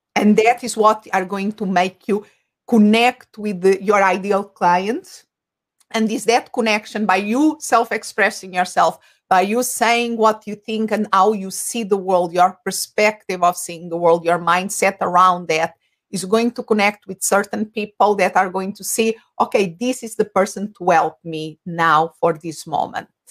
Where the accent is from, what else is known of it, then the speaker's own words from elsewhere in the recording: Portugal; first language Portuguese; English is a second language; moved away as an adult; now in Phoenix, United States; I'm originally from Portugal. Uh, so my language, uh, my mother tongue is Portuguese, and I live in Phoenix, Arizona.